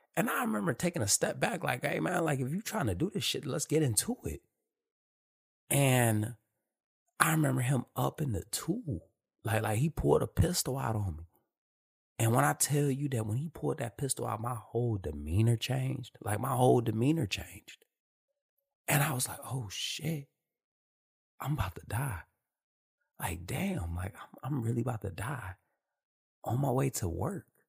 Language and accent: English; Detroit, Michigan, United States; moved away as an adult; I'm born and raised in Detroit